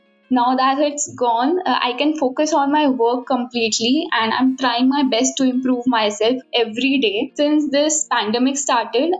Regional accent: India; I'm from India and I just cleared my 12th.

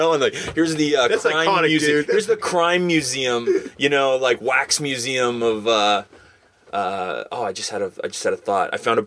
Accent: England, United Kingdom; I remember going there back in the day with we're over from England.

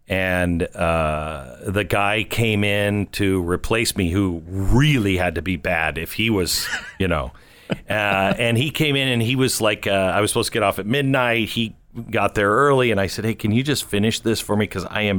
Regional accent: Mount Vernon, Washington, United States; also born or lived in Everett; Mount Vernon, Washington, my home.

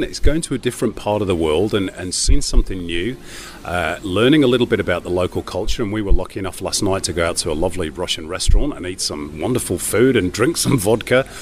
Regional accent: England, United Kingdom; Uh, and of course, as an Englishman, that uh, that corresponded with uh, our failure to reach both the 74 and the 78 World Cup.

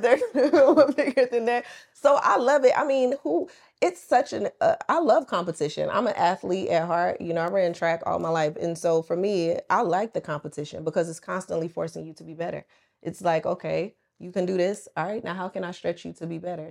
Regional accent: the South, United States; moved away as an adult; also born or lived in Atlanta; now in Dubai, United Arab Emirates; I'm from the South. I'm a country girl.

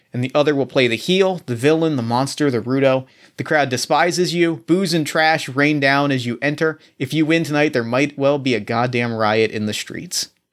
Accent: New Jersey, United States; I grew up in South Jersey, not far from Atlantic City

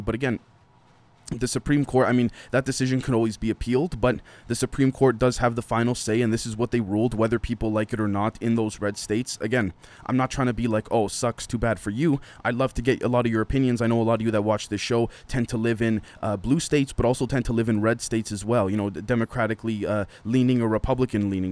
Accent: Canada; being Canadian

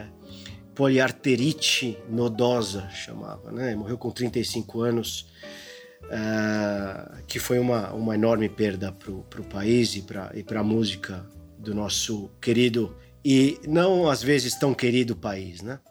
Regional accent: Brazil; sendo brasileiro

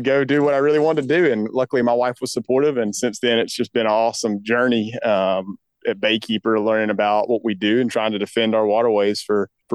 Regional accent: Lake Guntersville, North Alabama, United States; I grew up in North Alabama up on the Tennessee River in Gunnersville Lake.

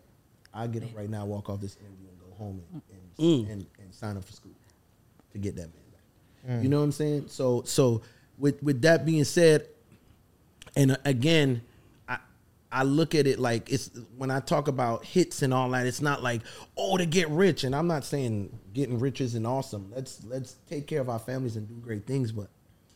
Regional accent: U.S. Virgin Islands; accent: Caribbean; moved away as an adult; We're fresh from St. Thomas

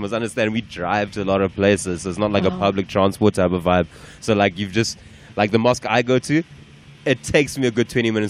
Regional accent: Durban, KwaZulu-Natal, South Africa; I grew up in Durban, right?

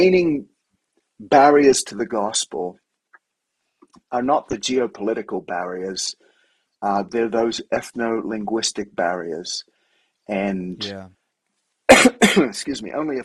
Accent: Sydney, New South Wales, Australia; moved away as an adult; now in Denver, United States; my wife's from San Diego, I'm from Sydney. We're beach people

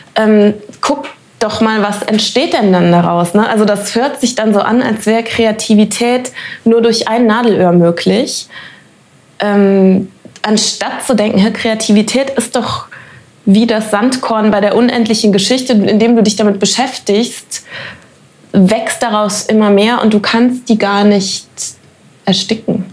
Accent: Germany; ich bin Deutsche

